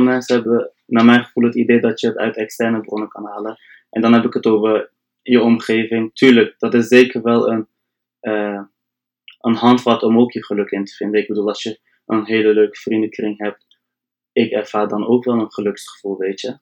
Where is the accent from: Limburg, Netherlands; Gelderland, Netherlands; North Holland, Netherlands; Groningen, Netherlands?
Groningen, Netherlands; Delfzijl; Kom uit Delftal, echt hoog in Nederland.